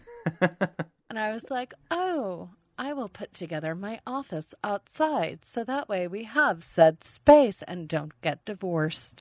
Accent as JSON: {"language": "English", "region": "East Coast", "country": "United States", "moved": "yes", "lives_now": "Los Angeles, United States", "said": "I'm an East Coast gal"}